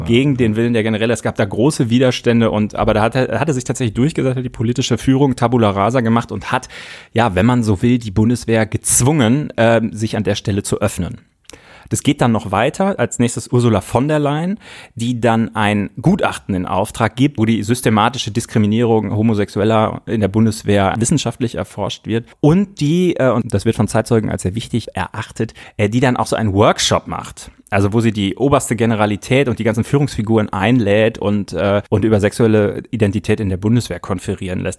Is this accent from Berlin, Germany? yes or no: no; Münsterland, North Rhine-Westphalia, Germany; in meiner Jugend im Münsterland, auf dem Dorf, in meiner Kindheit, in meiner Jugend